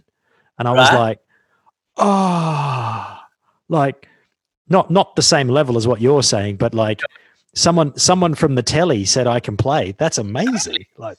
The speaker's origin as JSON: {"language": "English", "country": "Australia", "tie": "born or raised there", "said": "Growing up in Australia, and I grew up in outback Australia. I grew up in a little mining town."}